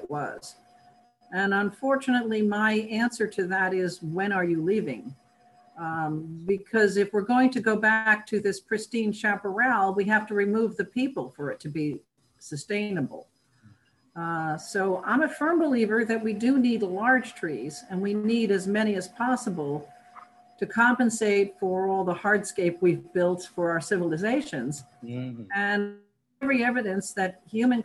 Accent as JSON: {"language": "English", "region": "New York", "country": "United States", "tie": "born or raised there", "moved": "yes", "said": "I grew up in New York State"}